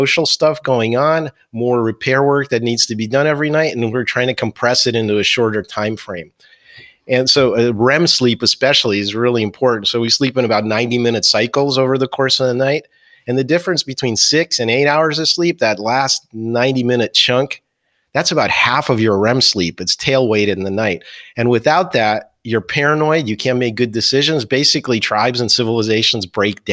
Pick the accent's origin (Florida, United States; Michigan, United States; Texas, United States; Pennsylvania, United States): Pennsylvania, United States; near Philadelphia; also born or lived in New Jersey; I grew up near Philadelphia. I went to high school in New Jersey